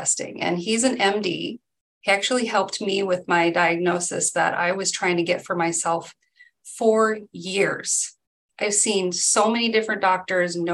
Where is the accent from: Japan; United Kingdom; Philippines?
Philippines; Mindanao; also born or lived in Edmonds, Washington; now in United States; I grew up in the Philippines, and the island that we grew up on in Mindanao